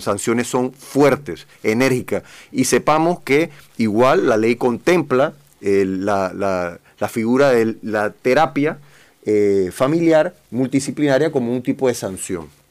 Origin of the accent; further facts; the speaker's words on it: Panama; como panameños